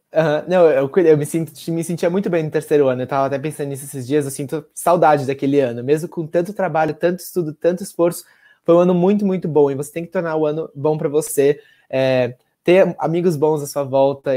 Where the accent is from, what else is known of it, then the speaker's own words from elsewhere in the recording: Cotia, São Paulo, Brazil; also born or lived in Ann Arbor, Michigan; sou de São Paulo, Cotia, São Paulo.